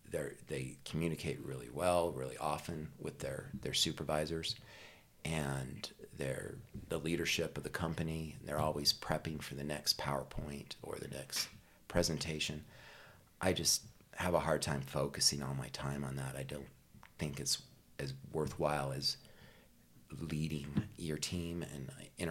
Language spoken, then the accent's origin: English; Vernal, Utah, United States; I grew up in Vernal, Utah, and wonderful little small town